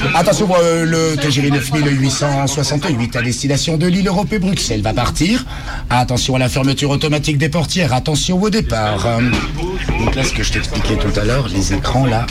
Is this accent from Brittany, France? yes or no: no; Jura, Bourgogne-Franche-Comté, France; moved away as an adult; now in Lyon, France; Je suis originaire du Jura.